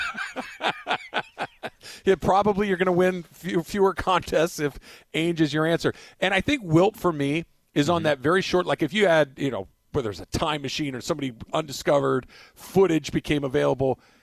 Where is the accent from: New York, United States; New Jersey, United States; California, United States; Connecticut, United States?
California, United States; also born or lived in Santa Barbara; Born and raised in California, have spent the vast majority of my life in Southern California or in Santa Barbara